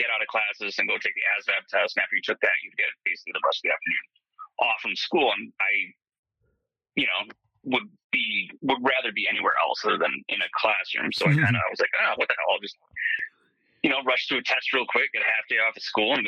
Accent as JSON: {"language": "English", "town": "Tomah", "region": "Wisconsin", "country": "United States", "tie": "born or raised there", "said": "I grew up in a small town in west central Wisconsin called Toma"}